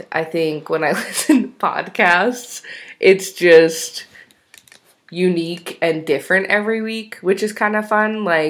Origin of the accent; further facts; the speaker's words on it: New York, United States; now in Utah, United States; I am originally from New York, but we both actually live in Utah.